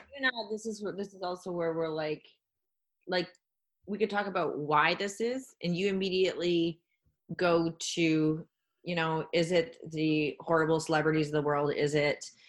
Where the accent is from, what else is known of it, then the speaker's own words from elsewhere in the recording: Jasper, Alberta, Canada; I'm from Jasper National Park